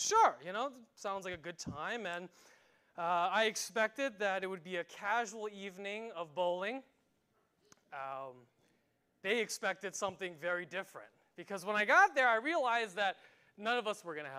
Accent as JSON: {"language": "English", "region": "New York", "country": "United States", "tie": "born or raised there", "moved": "yes", "said": "New York, which is my hometown"}